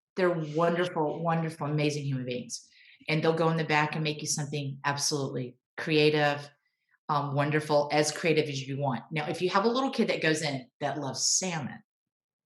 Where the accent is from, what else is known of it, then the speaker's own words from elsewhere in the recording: Texas, United States; I was born and raised in Texas